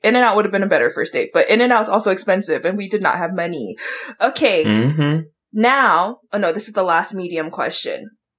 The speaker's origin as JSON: {"language": "English", "town": "Pearl City", "region": "Hawaii", "country": "United States", "tie": "born or raised there", "said": "I grew up in Pearl City"}